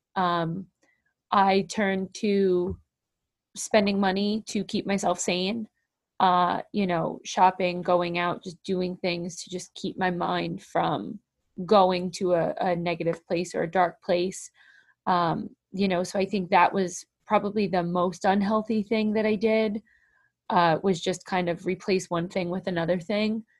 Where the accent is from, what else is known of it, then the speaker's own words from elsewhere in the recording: New Jersey, United States; also born or lived in Warren, New Jersey; I live in Warren, New Jersey. I am born and raised a Jersey girl